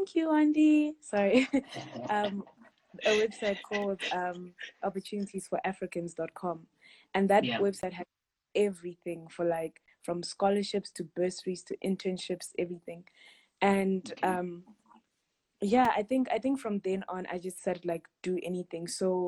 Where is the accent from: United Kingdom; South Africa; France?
South Africa; also born or lived in Harare, Zimbabwe; I was born in Harare, Zimbabwe, and my family moved to South Africa when I was 8. So then I did primary school, high school, varsity here.